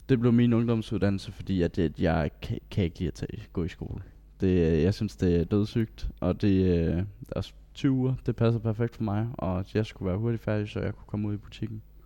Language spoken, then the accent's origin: Danish; Bellinge, Southern Denmark, Denmark; jeg er 19 år gammel, og jeg kommer fra Bellinge